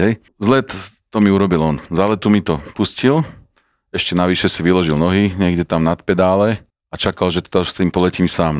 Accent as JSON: {"language": "Slovak", "town": "Žilina", "region": "Žilina Region", "country": "Slovakia", "said": "ale v Žiline, keďže som bol Žilinčan"}